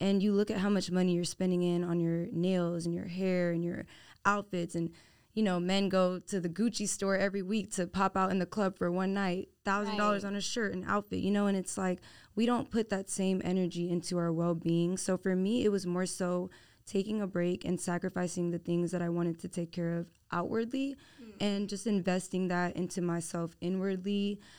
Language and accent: English; Houston, Texas, United States; Okay, so I'm born and raised in Houston, Texas, H-Town living